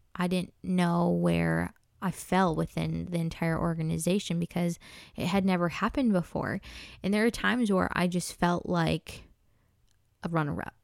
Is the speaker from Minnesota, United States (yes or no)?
yes; Minnesota, United States; I'm originally born and raised in Minnesota